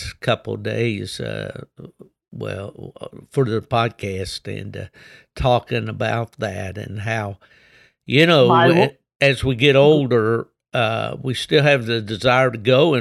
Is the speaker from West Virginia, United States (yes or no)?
yes; West Virginia, United States; my home state of West Virginia